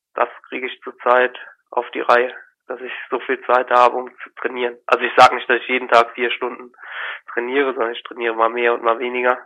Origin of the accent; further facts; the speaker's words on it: Eidelborn, Rhineland-Palatinate, Germany; ich bin in Eidelborn aufgewachsen, da lebe ich jetzt noch, das ist zwischen Koblenz und Montabaur.